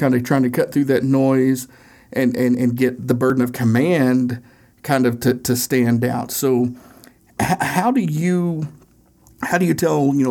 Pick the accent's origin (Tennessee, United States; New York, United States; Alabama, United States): Tennessee, United States; Northeast; accent: Tennessee accent; We're both from Northeast Tennessee